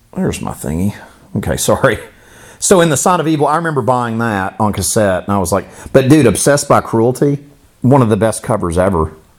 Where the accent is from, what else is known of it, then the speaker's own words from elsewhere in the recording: Florida, United States; I grew up in Florida